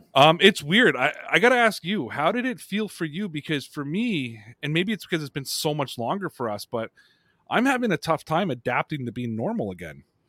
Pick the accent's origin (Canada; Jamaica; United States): Canada; my home country of Canada